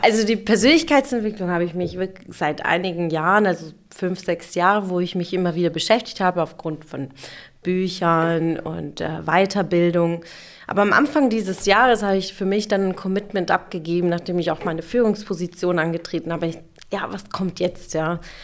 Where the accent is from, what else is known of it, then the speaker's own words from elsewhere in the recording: Sindelfingen, Baden-Württemberg, Germany; also born or lived in Munich / Stuttgart / Karlsruhe; ich bin aber im Schwabenland geboren